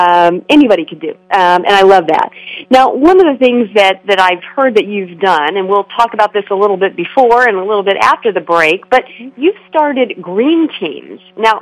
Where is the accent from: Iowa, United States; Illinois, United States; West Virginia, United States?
Illinois, United States; now in California, United States; I love being a part of this state. I'm originally from Illinois.